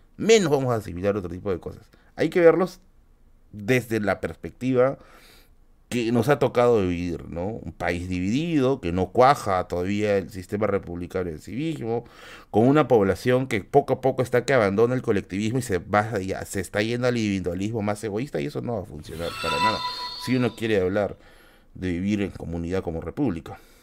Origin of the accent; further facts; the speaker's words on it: Peru; como peruanos